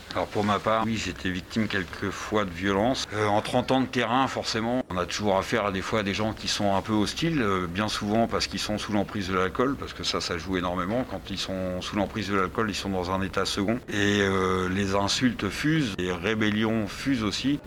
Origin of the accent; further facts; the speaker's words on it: Normandy, France; moved away as an adult; je suis revenu en Normandie étant normand